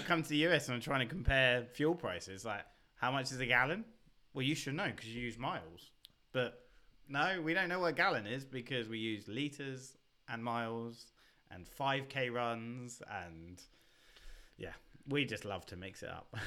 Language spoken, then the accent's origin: English; Basingstoke, South East England, United Kingdom; accent: British; also born or lived in Reading; you would have gone through my hometown